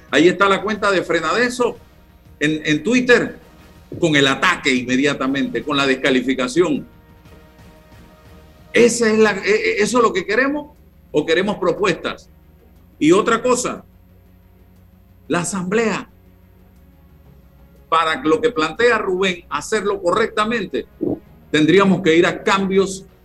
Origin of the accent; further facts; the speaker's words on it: Panama; porque tiene todo el derecho como panameño, como Rolando, como César y como yo, a opinar, a hacer propuestas.